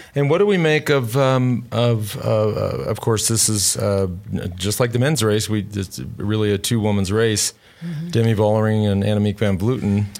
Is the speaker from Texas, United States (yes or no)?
yes; Plano, Texas, United States; Not so far from Plano, where I grew up